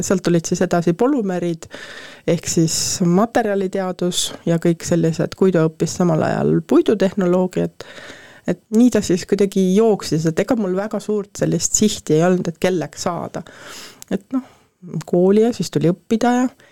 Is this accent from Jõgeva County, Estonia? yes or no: yes; Põltsamaa, Jõgeva County, Estonia; also born or lived in Paide; mina olen sündinud Põltsamaale, nagu ma ütlen, et äh, tegelikult sündisin Paides